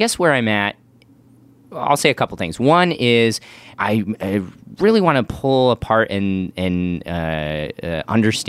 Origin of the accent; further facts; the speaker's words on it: Midwest, United States; now in Los Angeles, United States; growing up in the Midwest in a very Republican context versus like living in LA versus the Midwest. That's its own cultural shift that I'm trying to navigate on top of this faith stuff.